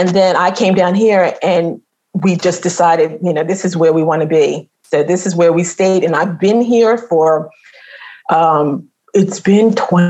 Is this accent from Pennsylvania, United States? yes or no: yes; Pennsylvania, United States; moved away as an adult; now in Bahamas; I am originally from Pennsylvania.